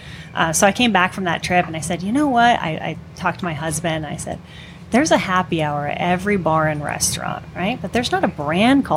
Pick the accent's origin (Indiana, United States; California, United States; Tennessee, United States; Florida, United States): California, United States; Redondo Beach; So I'm born and raised in Southern California in Redondo Beach